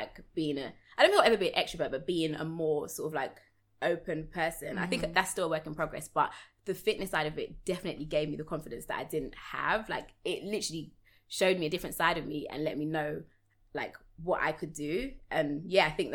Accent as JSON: {"language": "English", "region": "London", "country": "United Kingdom", "tie": "born or raised there", "said": "we moved from South London to East London, and I joined the basketball club."}